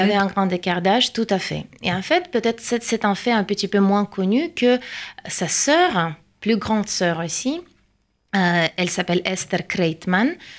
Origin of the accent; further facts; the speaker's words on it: Saint Petersburg, Russia; French is a second language; moved away as an adult; now in Paris, France; Je viens de Saint-Pétersbourg et je viens de déménager en France, à Paris